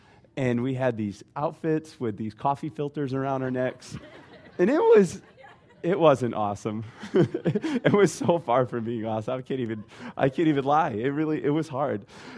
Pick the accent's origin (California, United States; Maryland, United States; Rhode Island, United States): Rhode Island, United States; So originally, I'm from Rhode Island, and you might not know that or recognize that, because I try really hard to put R's on the end of my words.